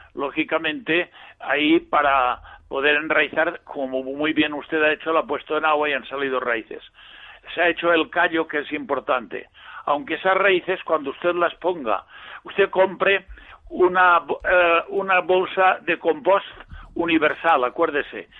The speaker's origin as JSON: {"language": "Spanish", "town": "Villarreal", "region": "Valencian Community", "country": "Spain", "said": "Yo soy de Villarreal."}